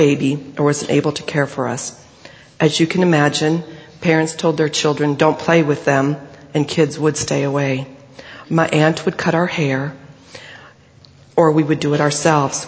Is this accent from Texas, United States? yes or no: no; Riceville / Nashua, Iowa, United States; also born or lived in Dike, Iowa; We moved from Riceville back to Nashua, and I was allowed to go up for cross-country my freshman year